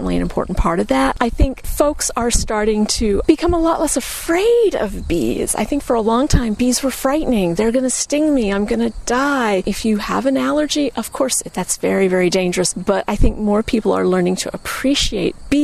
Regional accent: Florida, United States; moved away; I grew up in Florida where orange blossom honey is a big deal.

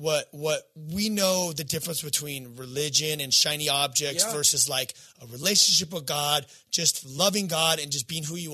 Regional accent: California, United States; I'm a skateboarder from Southern California, number one

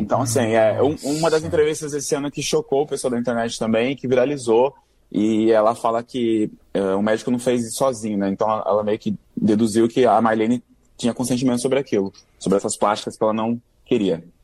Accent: interior of São Paulo, Brazil; now in Rio de Janeiro, Brazil; Eu vim do interior de São Paulo

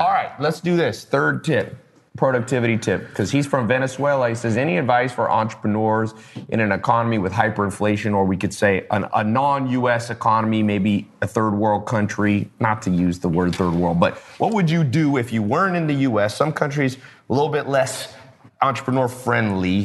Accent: Long Beach, California, United States; I was born in Long Beach

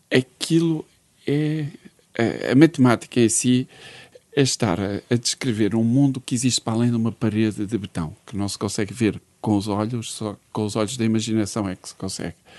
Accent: Braga, Norte, Portugal; also born or lived in Porto / Viana do Castelo; Sou de Braga, mas vivia no Porto.

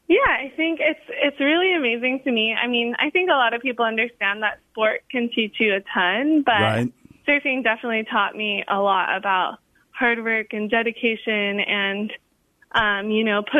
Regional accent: Hawaii, United States; growing up in Hawaii

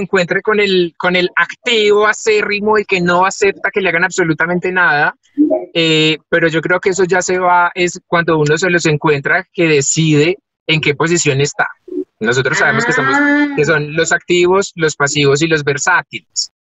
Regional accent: Paisa, Antioquia, Colombia; somos una familia paisa muy arraigada

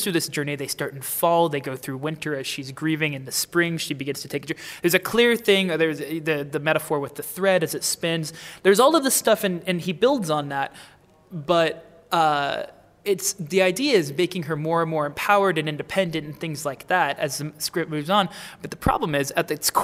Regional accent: United States; an American

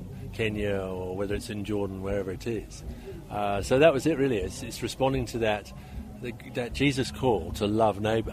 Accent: Belfast, Northern Ireland, United Kingdom; also born or lived in Great Britain (mainland) / Papua New Guinea; now in Toowoomba, Australia; I was born and raised in Ireland, in a community in Northern Ireland which was torn apart by violence

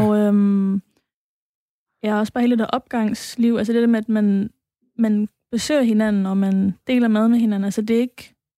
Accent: Aarhus, Central Denmark Region, Denmark; opvokset i Gellerup og har, har været øh, aktiv derude sådan hele tiden

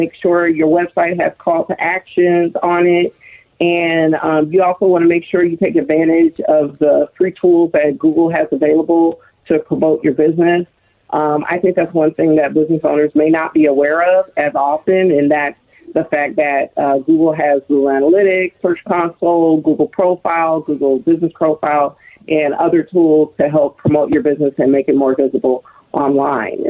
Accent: Long Beach, California, United States; I graduated from Long Beach Poly as well

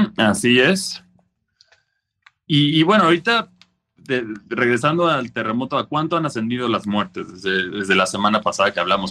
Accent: Mexico; nosotros como mexicanos generalmente ya estamos listos para este tipo de cosas porque los, terremotos son prácticamente una, son de día a día aquí en México

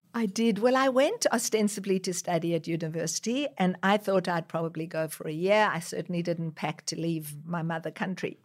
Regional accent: South Africa; also born or lived in Israel; now in Australia; growing up in South Africa where people were discriminated against just because of the color of their skin and then coming to Israel

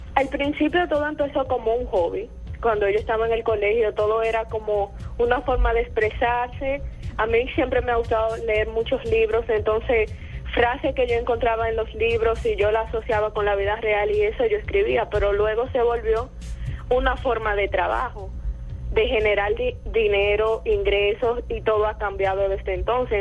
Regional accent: Dominican Republic; soy dominicana, desde República Dominicana

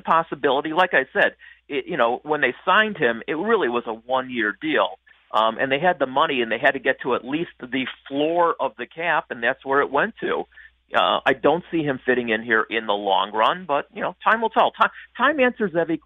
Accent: Chicago, Illinois, United States; I'm a Chicagoan through and through

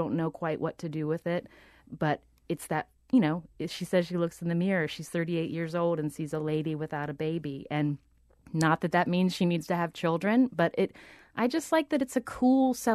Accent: Charleston, West Virginia, United States; now in New York, United States; I'm from Charleston

